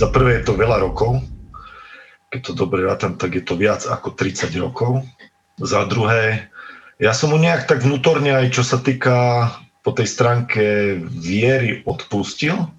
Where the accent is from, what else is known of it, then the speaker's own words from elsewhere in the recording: village neighbouring Drávce, Prešov Region, Slovakia; v Drávciach, čo je susedná dedina na našej obce, kde som vyrastal